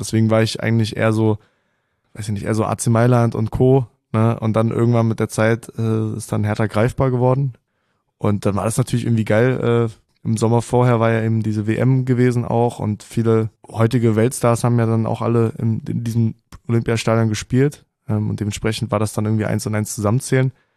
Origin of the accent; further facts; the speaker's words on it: Kolding, Southern Denmark, Denmark; first language Danish and German (bilingual); ich bin geboren in Colling, das ist äh, eine Stunde nördlich von, von Flensburg.